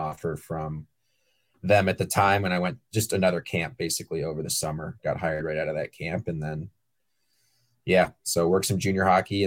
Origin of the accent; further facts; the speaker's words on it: Richmond, Virginia, United States; I grew up in Richmond